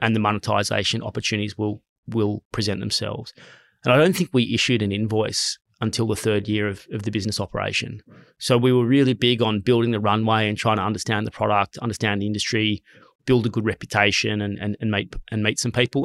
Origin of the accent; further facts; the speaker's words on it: Sydney, New South Wales, Australia; I grew up in a really stable, loving family. I grew up in Mossman